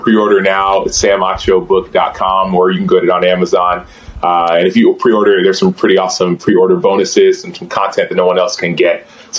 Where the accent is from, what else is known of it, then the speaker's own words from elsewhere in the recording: Nigeria; accent: Igbo; I did not do it in Igbo, nor did I did it in my Igbo accent.